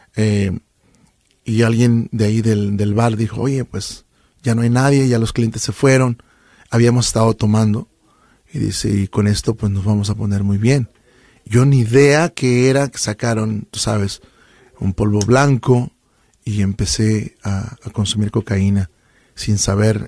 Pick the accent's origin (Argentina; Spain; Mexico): Mexico; Chiapas; now in Sacramento, United States; soy del estado de Chiapas, frontera con Guatemala. De hecho, hay gente que nos escucha y vengo de un pueblito muy pequeñito, bueno, no es ni pueblo, es una colonia, ¿no? Que se llama El Escobo